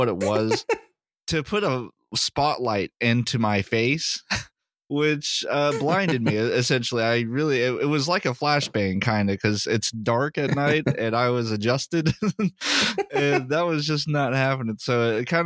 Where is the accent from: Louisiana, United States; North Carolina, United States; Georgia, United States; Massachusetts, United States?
North Carolina, United States; Raleigh; moved away; the hometown. Raleigh